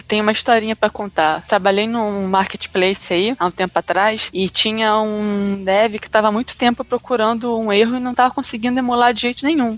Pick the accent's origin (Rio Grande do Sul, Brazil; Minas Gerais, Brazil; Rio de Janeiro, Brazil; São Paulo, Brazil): Rio de Janeiro, Brazil; eu sou do Rio de Janeiro